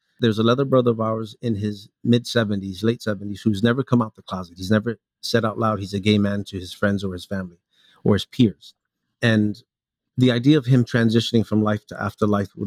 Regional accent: New York City, New York, United States; also born or lived in Hialeah, Florida; I grew up in New York City. I was born in Florida, in Hialeah. I moved to New York around 4 or 5 years old.

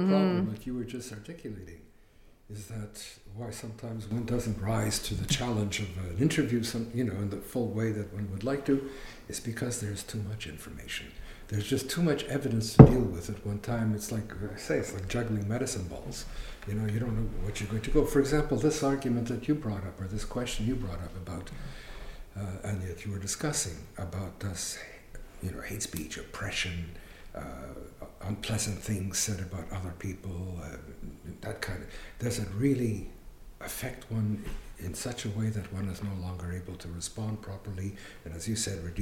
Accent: Sainte-Agathe, Quebec, Canada; I mean, I grew up in Sainte-Agathe. I couldn't swim in certain beaches, no Jews allowed. This is what I grew up with.

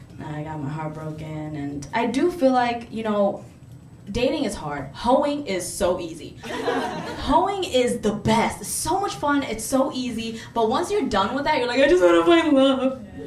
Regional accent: Bangladesh; My family is from a country called Bangladesh. Yeah, yeah. Clap it up for Bangladesh. Yeah. I'm from Bangladesh.

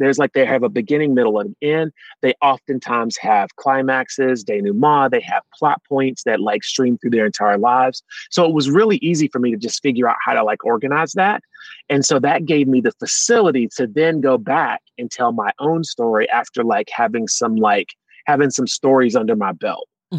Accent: the South, United States; I'm from the South, you put red drink in that picture

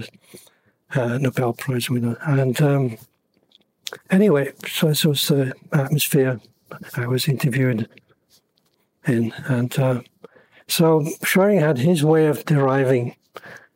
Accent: Copenhagen, Capital Region of Denmark, Denmark; moved away; also born or lived in London; I was born in Copenhagen

